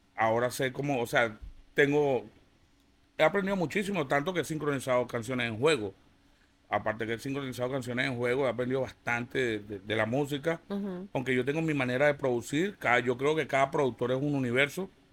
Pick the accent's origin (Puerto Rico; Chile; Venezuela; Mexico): Venezuela; son paisanos, somos venezolanos